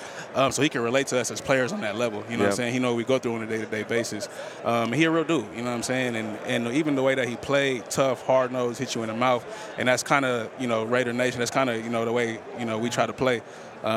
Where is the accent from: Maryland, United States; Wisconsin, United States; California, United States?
California, United States; Bay Area; now in Las Vegas, United States; I'm from the Bay Area, so I was, you know, there when we was in Oakland